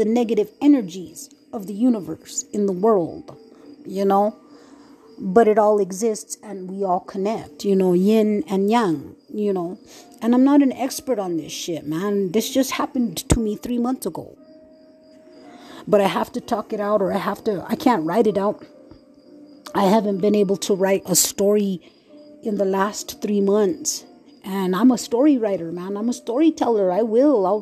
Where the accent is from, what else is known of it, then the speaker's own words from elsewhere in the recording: New Mexico, United States; moved away; also born or lived in Red Lake, Minnesota; I was from New Mexico, man. I'm from Nuevo Mexico, man. I'm from New Mexico